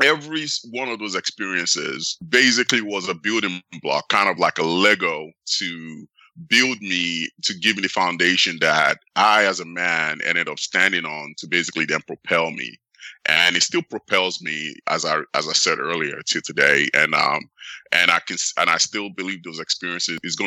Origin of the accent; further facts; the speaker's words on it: Nigeria; now in United States; I was actually born in the United States and I grew up in Nigeria.